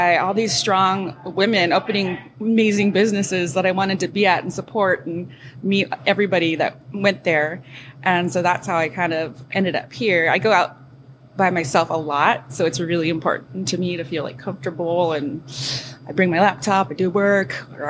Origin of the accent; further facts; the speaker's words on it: Hawaii, United States; moved away; I was born and raised in Hawaii